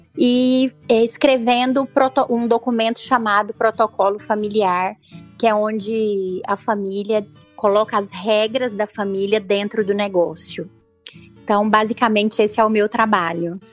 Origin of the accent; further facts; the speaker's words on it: Rio Verde, Goiás, Brazil; sou de Rio Verde